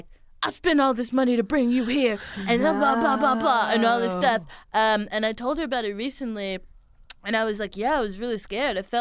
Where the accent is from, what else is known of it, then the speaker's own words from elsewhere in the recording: Houston, Texas, United States; she's from Houston. Like, that's my hometown.